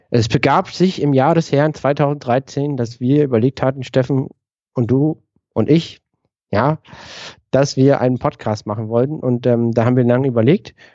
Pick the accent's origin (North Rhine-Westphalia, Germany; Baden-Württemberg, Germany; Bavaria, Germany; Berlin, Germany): Berlin, Germany; Wir kommen beide aus Berlin.